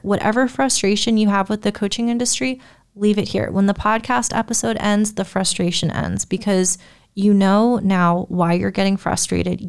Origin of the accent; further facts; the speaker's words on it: United States; I'm an American